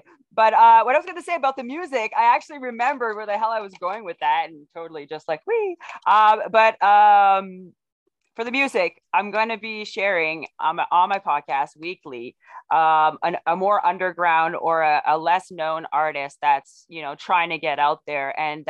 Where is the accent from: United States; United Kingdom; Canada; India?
Canada; Ontario; also born or lived in Quebec; I was born in Ontario because my family were military, and so I'm a military brat